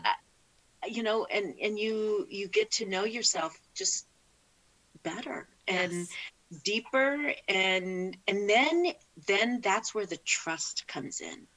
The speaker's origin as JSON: {"language": "English", "region": "California", "country": "United States", "tie": "born or raised there", "said": "I born and raised in California."}